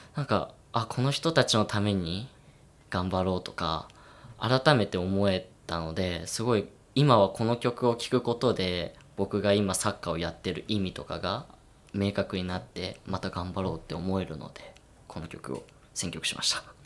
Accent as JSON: {"language": "Japanese", "region": "Iwate", "country": "Japan", "tie": "born or raised there", "moved": "as an adult", "lives_now": "Kamakura, Japan", "said": "今年まあその地元岩手から鎌倉に来て"}